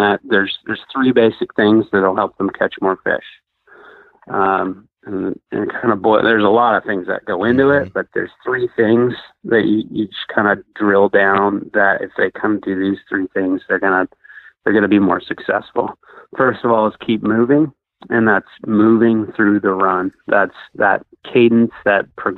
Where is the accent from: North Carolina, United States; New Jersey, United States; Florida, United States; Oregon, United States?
Oregon, United States; Barton; I grew up in Barton, which is right next to the Clackamas River, Barton Park